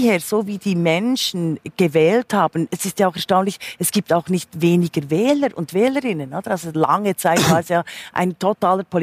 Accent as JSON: {"language": "German", "country": "Switzerland", "lives_now": "Germany", "said": "da bin ich natürlich meiner Heimat auch geschuldet, finde ich sehr zukunfts trächtig, weil man gerade an der Schweiz beispielsweise sieht"}